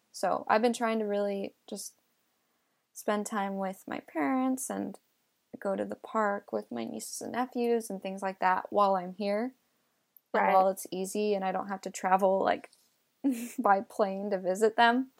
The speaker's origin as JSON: {"language": "English", "region": "California", "country": "United States", "tie": "born or raised there", "also_born_or_lived": "New York", "said": "but the rest of my life I've been in California."}